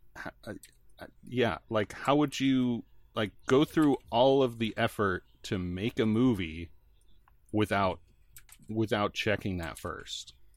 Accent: outside Chicago, Illinois, United States; I grew up outside Chicago

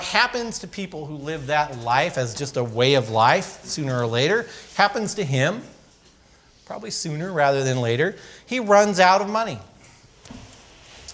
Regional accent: California, United States; I grew up in California skateboarding and surfing and all the sort of typical things

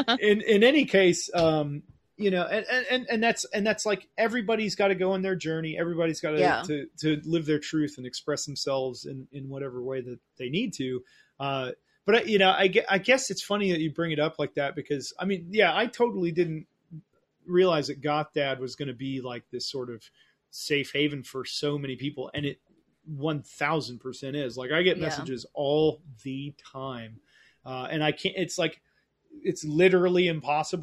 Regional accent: Oglethorpe County, Georgia, United States; also born or lived in Berlin, Germany / California; I grew up in Oglethorpe County, Georgia

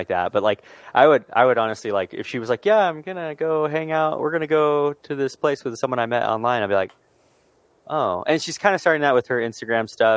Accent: Southern California, United States; We're from California. We're from Southern California.

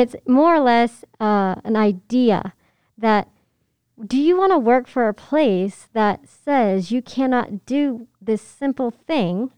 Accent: Pennsylvania, United States; moved away; I grew up in Pennsylvania

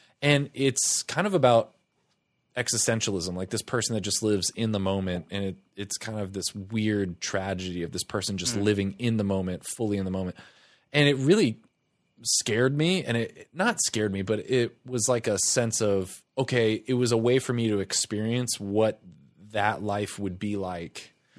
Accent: Tampa, Florida, United States; We moved around a lot, but for the most part, Tampa.

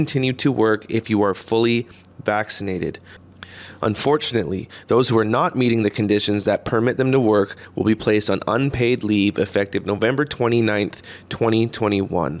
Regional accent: New Westminster, British Columbia, Canada; my hometown of New Westminster, British Columbia, the Royal City

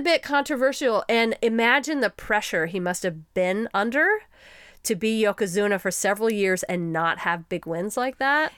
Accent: Texas, United States; we are from Texas

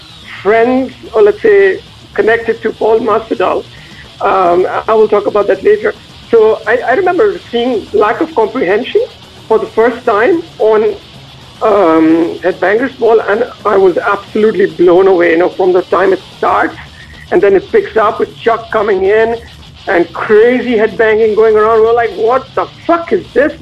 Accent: North India, India; moved away as an adult; now in Zurich, Switzerland; I'm from, I would say, North India pretty much. I grew up in an industrial town which makes steel and automobiles

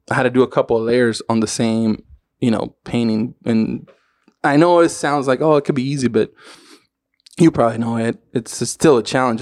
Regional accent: Tijuana, Baja California, Mexico; the banda and all that shit that I used to, that I grew up with in Tijuana

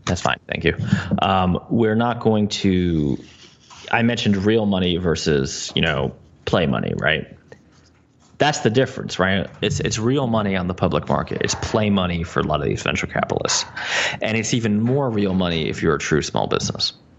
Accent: New Jersey, United States; I'm from New Jersey

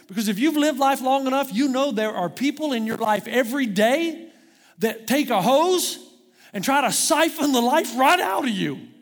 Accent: United States; moved away; I'm an American

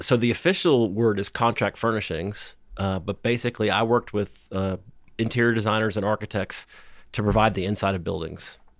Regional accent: Miami, Florida, United States; also born or lived in China / Pacific Northwest / Tuscaloosa / Nashville; now in Knoxville, United States; I grew up in Miami, Florida

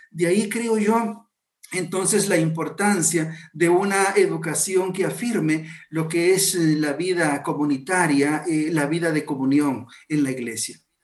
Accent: Guatemala

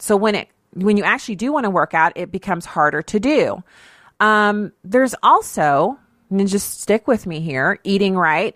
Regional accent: United States; being an American citizen, being blessed to have been born here or to have been given citizenship here

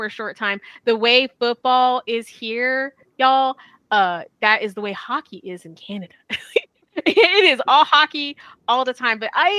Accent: Texas, United States; we're from Texas.

